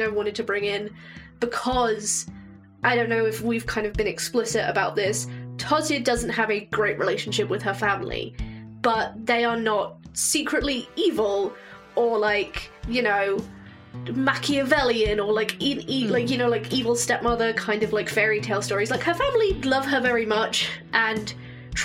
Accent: England, United Kingdom; I'm English, but my family has Scottish heritage

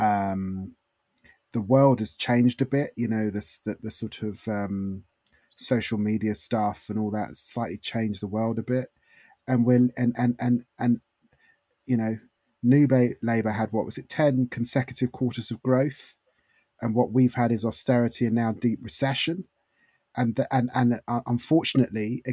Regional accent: London, United Kingdom; I grew up in Haringey.

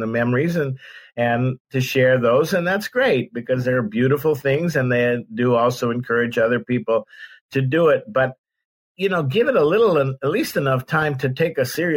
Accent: San Francisco Bay Area, California, United States; I grew up in the San Francisco Bay Area.

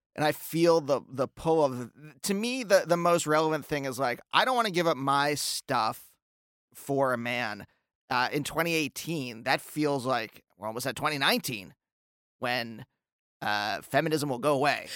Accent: Reading, Pennsylvania, United States; I grew up in Reading, Pennsylvania, where there's a handful of us

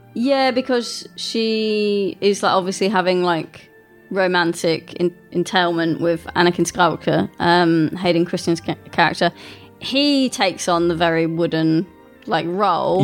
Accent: England, United Kingdom; I grew up in a village which is even smaller than

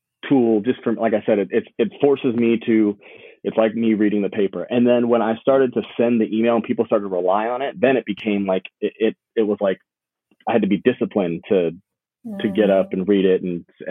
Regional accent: Long Beach, California, United States; I'm currently living in lovely Long Beach, California. I am from Long Beach, California

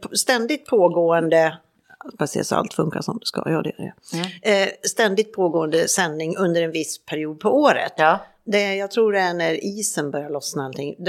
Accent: Färjestad, Värmland, Sweden; moved away; hemma i Färjestad

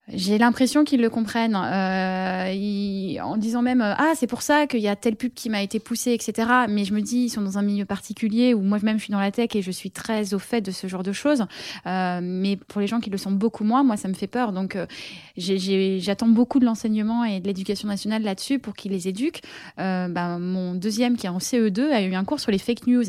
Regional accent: Paris, Île-de-France, France; je suis parisienne

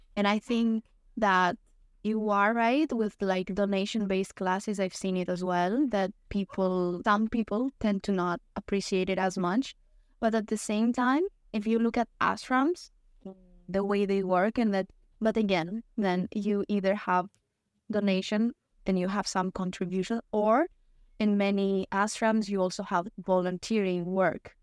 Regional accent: Greece; I am from Greece

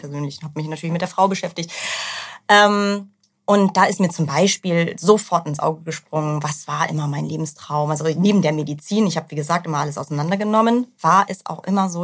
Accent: Northern Germany, Germany; now in Hamburg, Germany; Ich komme gar nicht so weit von hier. Ich bin eine norddeutsche Seele

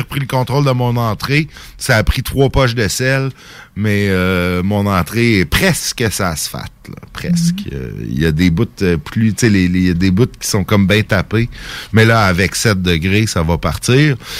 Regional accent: Saint-Jérôme, Quebec, Canada; now in Lévis, Canada; quand j'étais jeune à Saint-Jérôme

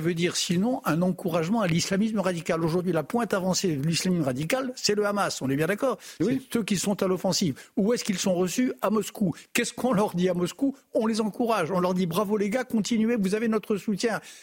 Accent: France; chez nous en France

